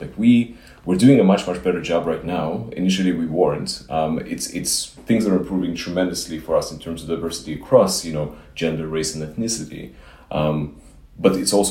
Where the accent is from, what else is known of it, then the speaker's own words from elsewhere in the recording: Israel; also born or lived in Ukraine; now in United States; I grew up in Israel